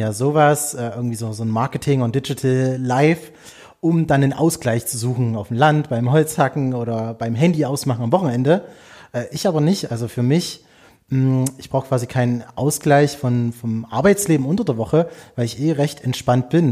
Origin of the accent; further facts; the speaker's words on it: Erzgebirge, Saxony, Germany; war Stadtrat bei mir im Erzgebirge in meiner Heimatstadt